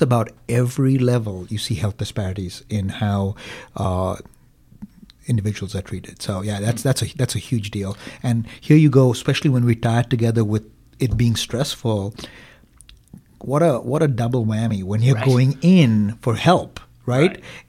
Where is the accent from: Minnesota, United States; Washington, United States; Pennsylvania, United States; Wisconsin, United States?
Wisconsin, United States; Green Bay; Well, I'm from Green Bay.